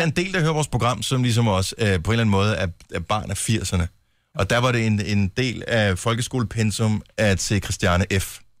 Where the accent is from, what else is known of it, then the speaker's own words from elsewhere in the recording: Esbjerg, Southern Denmark, Denmark; Min fødeby